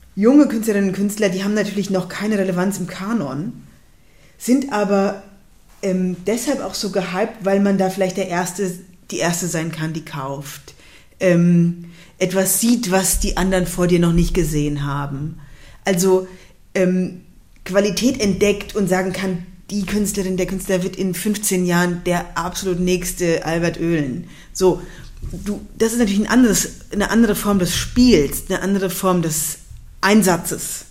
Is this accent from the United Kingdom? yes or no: no; Darmstadt, Hesse, Germany; moved away as an adult; also born or lived in Cologne / Zurich; dann bin ich eben in Darmstadt aufgewachsen